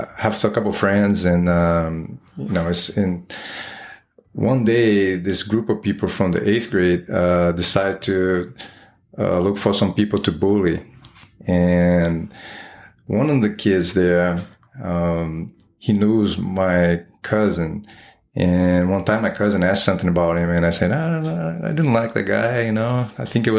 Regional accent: Rio de Janeiro, Brazil; English is a second language; moved away as an adult; now in United States; I was born in Rio de Janeiro, Brazil. Raised over there, and I moved here to the United States when I was 26.

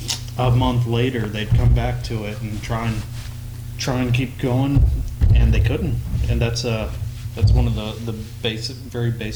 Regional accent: Texas, United States; born and raised in Texas

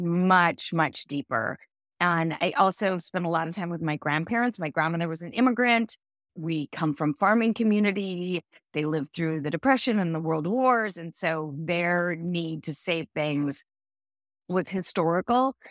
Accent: Central California, United States; I grew up in Central California.

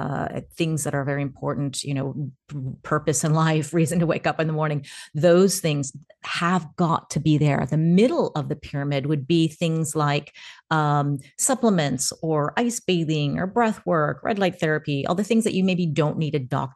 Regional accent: United States; now in Portugal; And I am American-Ukrainian. I am also a nomad. So although you know it's hard to pin me down, today I'm in Portugal.

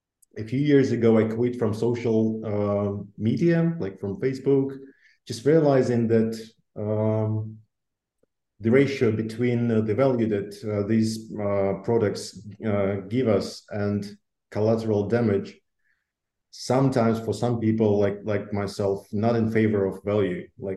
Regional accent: Russia; born there; also born or lived in Belarus; So I was born in Russia, then moved to Belarus. Since then, traveled a lot and used to live in different countries, United States and in Europe, traveled in Asia.

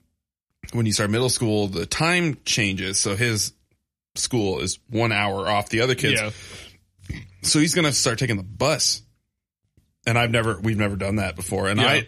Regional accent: Michigan, United States; moved away as an adult; now in Columbus, United States; I'm from Michigan, dude.

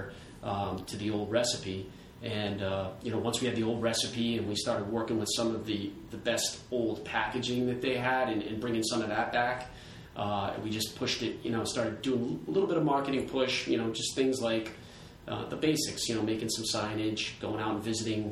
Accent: Warwick, Rhode Island, United States; also born or lived in Virginia; I grew up here in Warwick, Rhode Island, and went off to school in Virginia

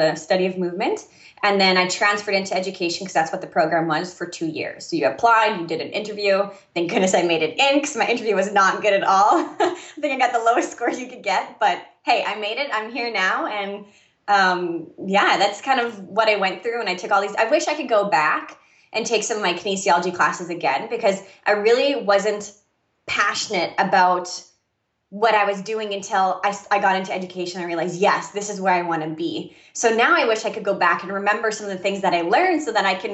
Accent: Saskatchewan, Canada; moved away; I'm originally from Canada. And for me in Saskatchewan

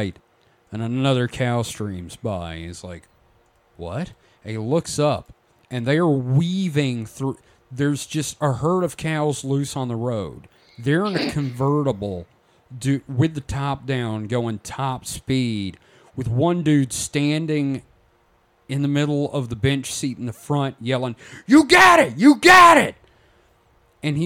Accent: Pulaski, Mississippi, United States; I'm from Pulaski originally

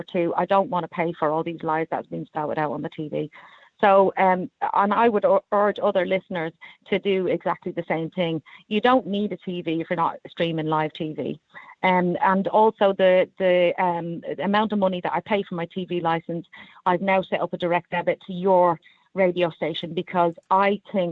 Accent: Ireland; now in London, United Kingdom; as an Irish person

